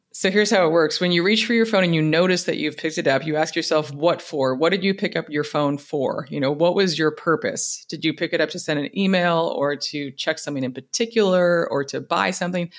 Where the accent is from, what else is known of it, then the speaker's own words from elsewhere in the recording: United States; as an American